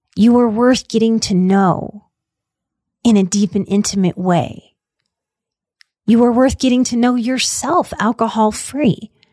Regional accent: New Orleans, Louisiana, United States; I come from New Orleans. This was really how I was raised

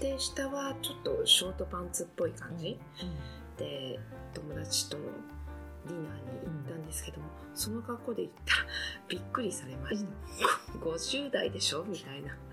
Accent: Oita, Japan; 私の実家は大分

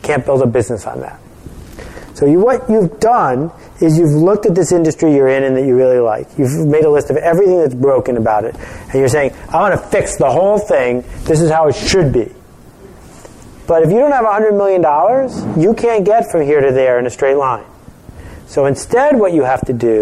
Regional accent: Buffalo, New York, United States; when I was growing up in Buffalo

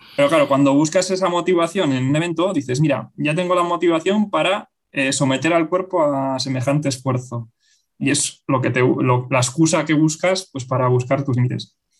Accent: Bilbao, Basque Country, Spain; also born or lived in Zaragoza; regresé a Bilbao, que yo soy de Bilbao

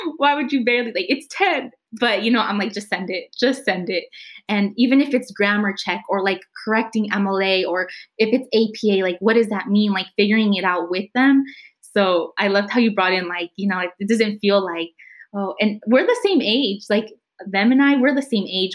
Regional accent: San Jose, California, United States; I grew up in Eastside San Jose. I went to school in Eastside San Jose

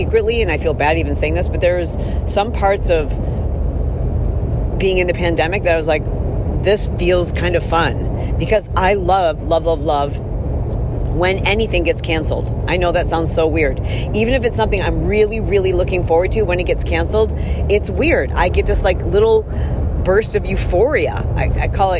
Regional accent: Midwest, United States; growing up in the Midwest

